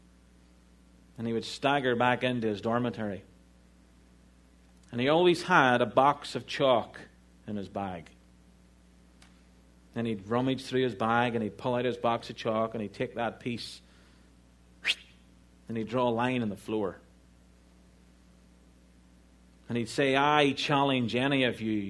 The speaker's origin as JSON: {"language": "English", "country": "Ireland", "moved": "yes", "said": "I'm Irish"}